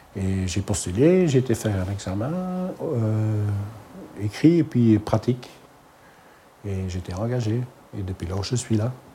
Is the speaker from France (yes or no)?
no; Halle, Flanders, Belgium; first language Dutch; French is a second language; Je suis néerlandophone. Je viens de Halle.